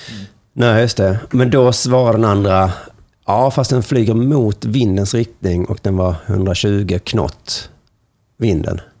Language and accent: Swedish; Lund, Skåne, Sweden; Och nu är jag född i Lund